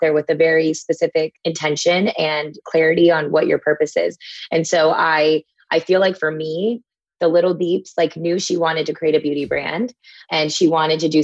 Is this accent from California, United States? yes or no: no; Texas, United States; as a kid growing up in Texas